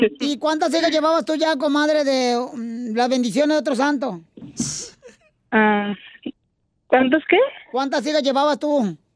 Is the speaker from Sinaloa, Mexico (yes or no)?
yes; Mazatlán, Sinaloa, Mexico; moved away; De Mazatlán.